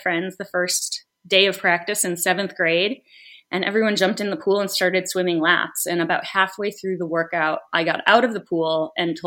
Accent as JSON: {"language": "English", "town": "Rochester", "region": "New York", "country": "United States", "tie": "born or raised there", "moved": "yes", "lives_now": "New York City, United States", "said": "I grew up in Rochester, New York, which mm-hmm. is basically in Canada"}